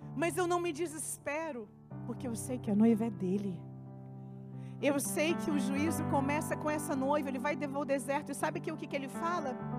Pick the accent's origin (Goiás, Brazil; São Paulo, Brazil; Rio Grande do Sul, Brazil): Goiás, Brazil; eu cresci na Assembleia de Deus. No estado de Goiás, eu fui a primeira jovem com a idade que eu tinha